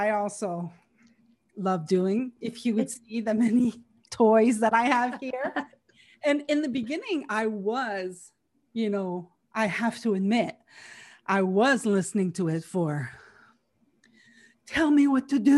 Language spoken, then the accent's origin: English; Canada; I was from Canada